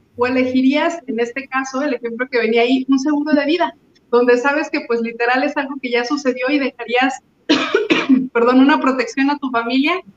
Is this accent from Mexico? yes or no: yes; Mexico; esos somos los mexicanos